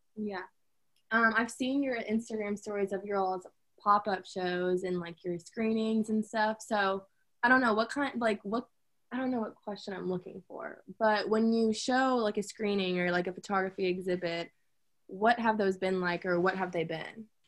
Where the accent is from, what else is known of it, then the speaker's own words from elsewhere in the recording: Louisville, Kentucky, United States; also born or lived in Lexington; I'm from Louisville